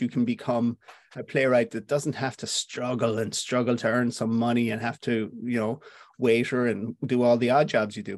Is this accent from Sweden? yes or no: no; Clifden, Connacht, Ireland; also born or lived in Dublin; I'm from Clifton in Connemara. I lived in Dublin for a short time when I was younger